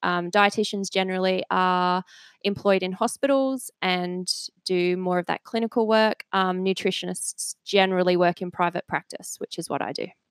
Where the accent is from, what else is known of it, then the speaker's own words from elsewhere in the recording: a village outside Cambridge, East of England, United Kingdom; I was born in England, um, and I grew up in just a little village outside of Cambridge